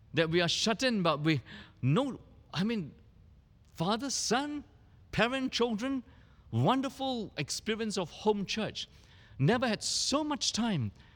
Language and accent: English; Singapore